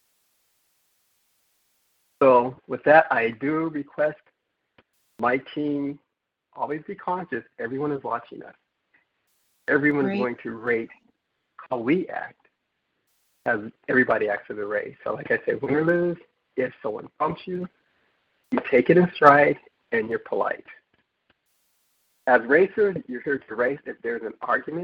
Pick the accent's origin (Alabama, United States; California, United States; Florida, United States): California, United States; Southern; I'm from Southern California